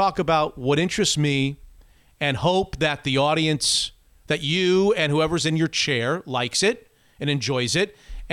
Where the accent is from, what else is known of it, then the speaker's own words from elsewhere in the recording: Florida, United States; now in Seattle, United States; I grew up in Florida before the Miami Heat got there